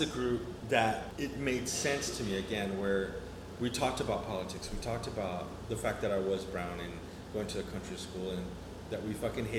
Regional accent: Houston, Texas, United States; born there; also born or lived in El Paso / New Mexico; I was born in Houston, Texas, and my parents were missionary workers, so they were always moving around in the state of Texas. And we lived in El Paso for a little bit.

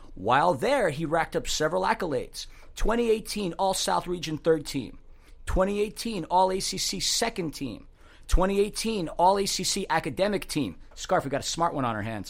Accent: Germany; I'm from Germany

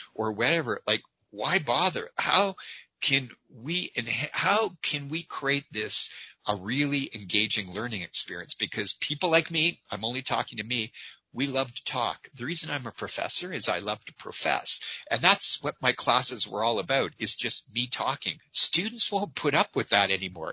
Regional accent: Calgary, Alberta, Canada; my hometown of Calgary

